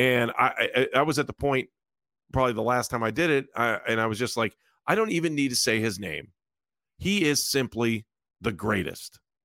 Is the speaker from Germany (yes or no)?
no; Northeast Ohio, United States; growing up in Northeast Ohio